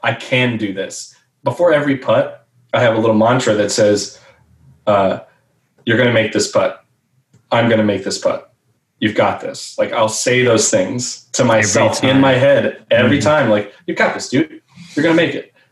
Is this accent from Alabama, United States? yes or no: no; Dallas Fort Worth area, Texas, United States; growing up in the Dallas Fort Worth area.